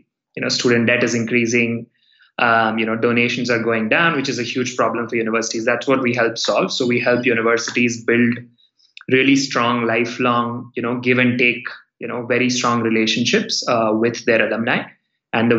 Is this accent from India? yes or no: yes; India; I'm from India. I went to school in India